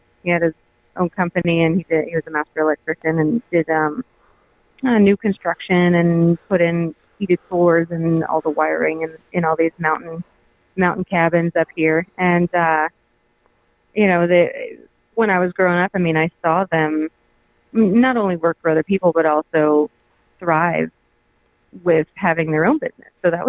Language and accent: English; Alma, Colorado, United States; also born or lived in Georgia; Well, I grew up in Alma, which is right near Breckenridge. And I moved a lot when I was growing up.